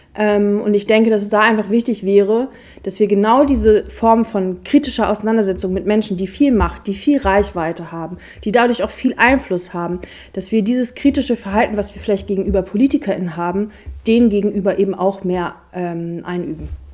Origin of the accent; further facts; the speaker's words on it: Braunschweig, Lower Saxony, Germany; ich komme aus Braunschweig